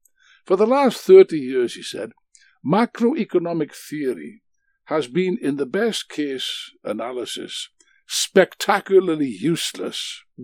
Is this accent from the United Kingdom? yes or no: yes; Wales, United Kingdom; being a Welshman like myself.